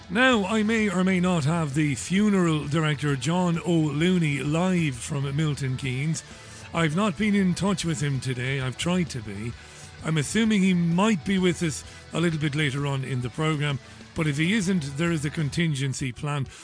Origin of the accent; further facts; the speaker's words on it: Ireland; moved away; I was born and reared in God's country, that would be Ireland